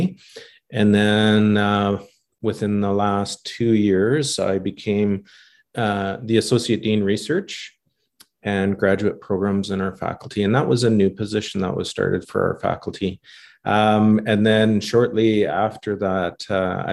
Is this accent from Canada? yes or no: yes; Saskatchewan, Canada; moved away as an adult; also born or lived in Edmonton; I'm from the 306. I'm a Rider fan. I'm from Saskatchewan